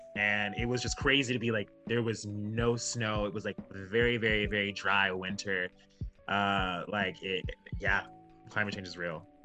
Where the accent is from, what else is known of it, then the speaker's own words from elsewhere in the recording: Alaska, United States; moved away as an adult; now in Seattle, United States; I'm from Alaska